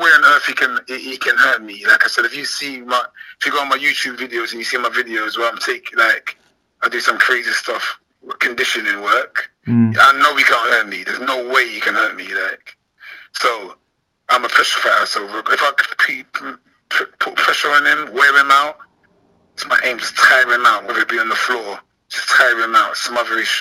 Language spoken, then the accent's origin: English; London, United Kingdom; I'm from London